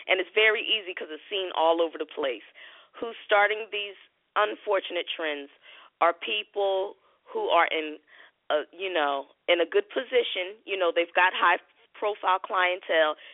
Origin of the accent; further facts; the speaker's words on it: Philadelphia, Pennsylvania, United States; now in Clayton County, United States; I'm from Philly. So I moved here like 4 years ago.